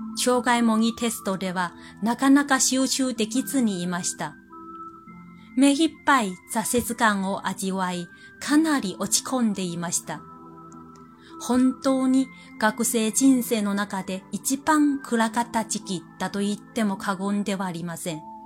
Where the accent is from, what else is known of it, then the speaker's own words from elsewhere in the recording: China; Japanese is a second language; moved away as an adult; now in Japan; 私は自分が中国人であることはどれだけ助かったのかを身に染みてわかっています